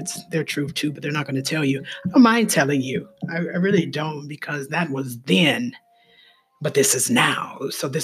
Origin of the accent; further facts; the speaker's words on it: Ohio, United States; I'm from Ohio